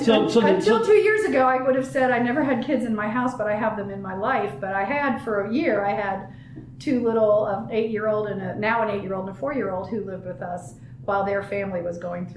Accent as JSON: {"language": "English", "region": "Ohio", "country": "United States", "also_born_or_lived": "Southern California", "said": "So I came here from Ohio via Southern California."}